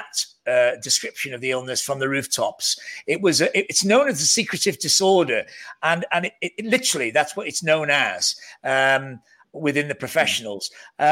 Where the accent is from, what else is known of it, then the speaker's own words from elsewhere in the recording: near Liverpool, North Wales, United Kingdom; accent: hybrid Northern Welsh Scouse; I'm a Welsh Scouser, where we come from, where we have this huge identity crisis. We don't really know what we are. We're still near Liverpool, so we have a very odd hybrid Northern Welsh tonal Scouse tonal accent.